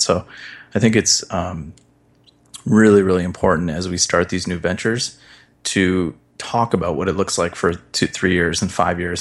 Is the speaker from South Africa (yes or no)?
no; Midwest, United States; I grew up in the Midwest.